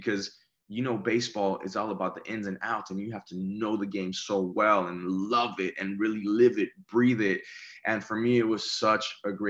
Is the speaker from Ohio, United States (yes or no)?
no; Texas, United States; In Texas, my favorite teams, it's always San Antonio Spurs, diehard.